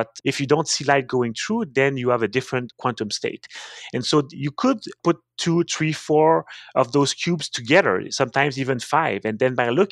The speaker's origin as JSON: {"language": "English", "town": "Montreal", "region": "Quebec", "country": "Canada", "tie": "born or raised there", "also_born_or_lived": "Cambridge, Massachusetts, United States", "accent": "French Canadian", "second_language": "English", "lives_now": "Quebec City, Canada", "said": "I'm a French Canadian. I grew up in Montreal"}